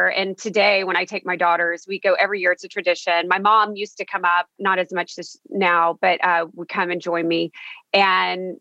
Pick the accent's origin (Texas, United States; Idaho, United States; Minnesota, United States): Texas, United States; Victoria; I'm from Victoria, Texas. So it's a very small town